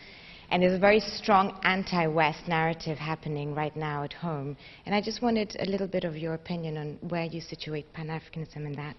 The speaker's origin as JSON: {"language": "English", "country": "Kenya", "moved": "yes", "lives_now": "London, United Kingdom", "said": "I'm from Kenya"}